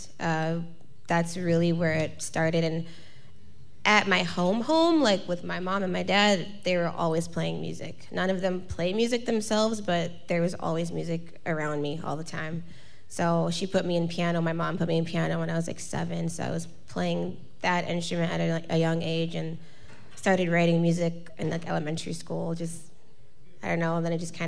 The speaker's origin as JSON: {"language": "English", "town": "Milwaukee", "region": "Wisconsin", "country": "United States", "tie": "born or raised there", "also_born_or_lived": "Madison / Chicago / Los Angeles", "said": "I grew up in Milwaukee"}